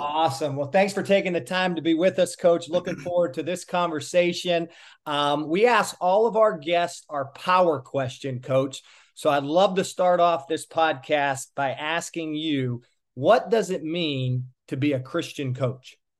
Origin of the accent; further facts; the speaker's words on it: Pittsburgh, Pennsylvania, United States; now in South Florida, United States; I'm from Pittsburgh, and family's important to me as well